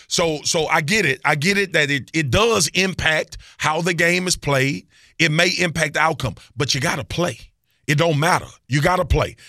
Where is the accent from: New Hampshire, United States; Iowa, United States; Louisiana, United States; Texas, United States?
Louisiana, United States; Baton Rouge; I'm from Baton Rouge, Louisiana.